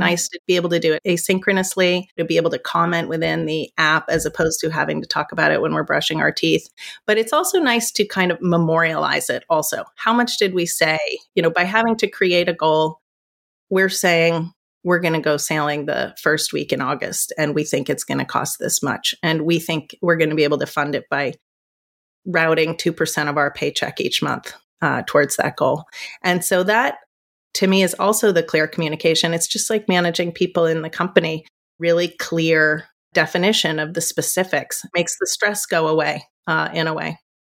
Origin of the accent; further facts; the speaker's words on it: United States; also born or lived in New York; I'm American.